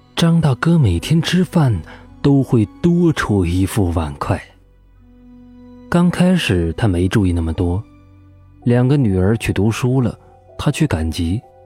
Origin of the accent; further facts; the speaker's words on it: Guizhou, China; 在我们贵州那里